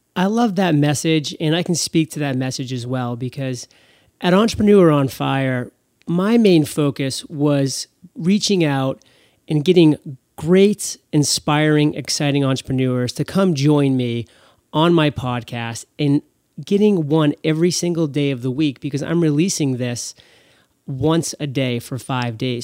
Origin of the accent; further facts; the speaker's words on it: Portland, Maine, United States; my hometown, Portland, Maine.